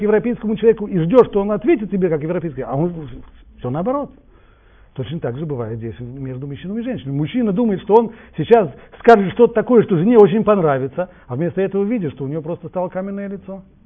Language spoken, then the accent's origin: Russian; Russia; я вырос в России